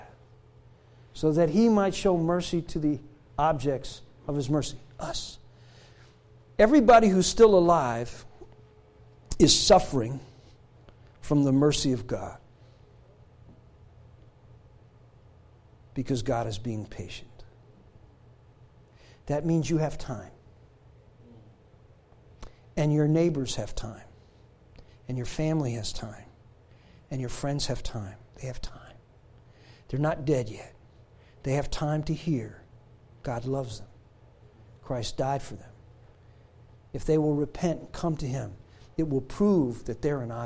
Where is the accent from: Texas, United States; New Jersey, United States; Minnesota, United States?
New Jersey, United States; Newark; a Gentile, growing up in Newark, New Jersey, living in the projects